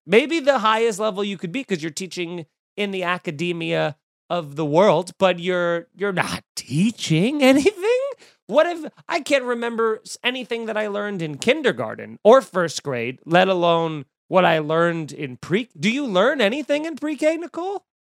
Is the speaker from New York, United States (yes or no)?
yes; Long Island, New York, United States; Growing up in Long Island